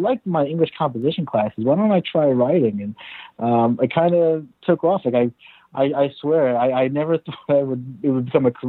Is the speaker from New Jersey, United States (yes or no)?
yes; Cliffside Park, New Jersey, United States; moved away; also born or lived in Hoboken, New Jersey / Philippines; I was born in Hoboken, New Jersey. I grew up in Cliffside Park, New Jersey, not too far from there, over in Bergen County